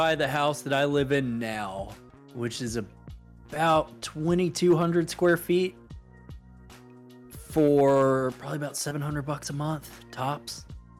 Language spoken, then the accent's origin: English; Alabama, United States; also born or lived in Mississippi; my hometown now, if it went back to the way it was, I would not recognize it anymore.